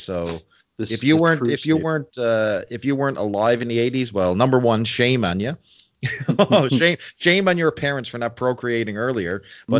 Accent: East Coast of Canada, Canada; I'm Canadian for folks who weren't picking up on the accent. I'm from the East Coast of Canada.

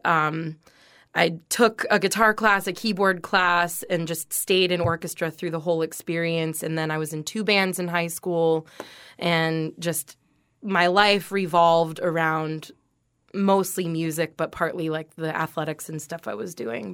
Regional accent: North Port, Florida, United States; also born or lived in Venice, Florida; I grew up in Northport, Florida, which is about an hour north of here

